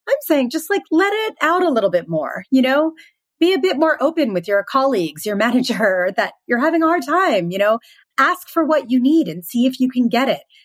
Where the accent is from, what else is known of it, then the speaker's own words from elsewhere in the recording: Philadelphia, Pennsylvania, United States; moved away; I'm originally from Philadelphia